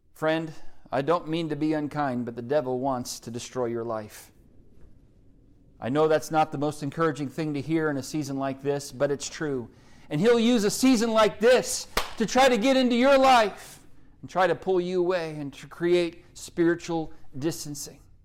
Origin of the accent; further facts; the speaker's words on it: Oklahoma, United States; accent: Oklahoma; my Oklahoma accent